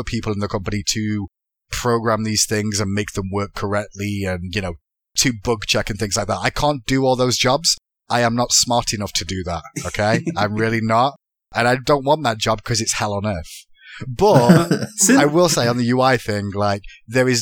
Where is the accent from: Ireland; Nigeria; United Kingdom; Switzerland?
United Kingdom; Manchester, North West England; moved away as an adult; now in United States; I'm from England, Manchester originally. That's why I've got an accent.